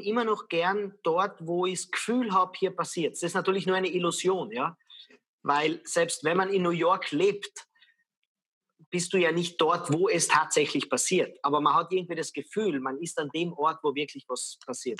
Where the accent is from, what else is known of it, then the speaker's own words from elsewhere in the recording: Lienz, Tyrol, Austria; moved away as an adult; also born or lived in Vienna; ich bin in einer sehr kleinen Stadt aufgewachsen in Österreich, in Tirol, in Lienz